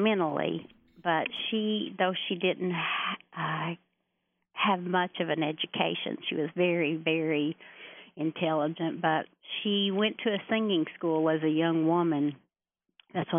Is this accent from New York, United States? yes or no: no; Hemphill, Kentucky, United States; we grew up in Hempville and went to Hempville grade school